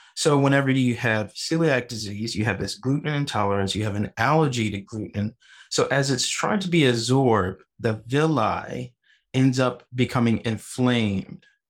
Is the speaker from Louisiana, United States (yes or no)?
yes; New Orleans, Louisiana, United States; I'm originally from New Orleans, Louisiana, and my dad is a huge cook